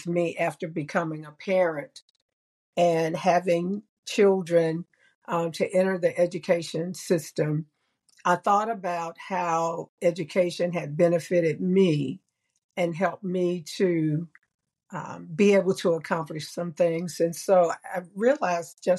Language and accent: English; North Side / Pine Knolls neighborhood, North Carolina, United States; when I was growing up in the North Side neighborhood or the Pine Knolls neighborhood